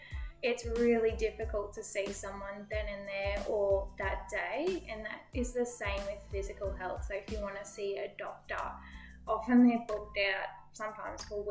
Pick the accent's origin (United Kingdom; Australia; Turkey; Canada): Australia; Toowoomba, Queensland; moved away as an adult; now in Kingaroy, Australia; No, so I'm actually from Toowoomba, so not too far